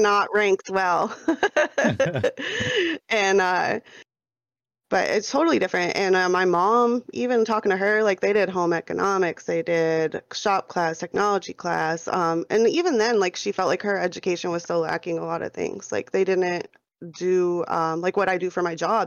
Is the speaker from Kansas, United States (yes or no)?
no; New York, United States; now in Phoenix, United States; born and raised in New York. I'm living out here in Phoenix, Arizona right now.